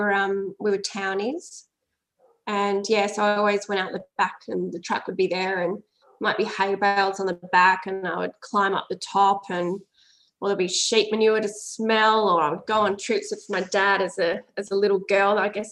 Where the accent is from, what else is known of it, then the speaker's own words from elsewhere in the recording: Boyup Brook, Western Australia, Australia; I grew up in Boyatbrook. Anytime someone asks me that question, I always say, you know, it's just 30 minutes from Bridgetown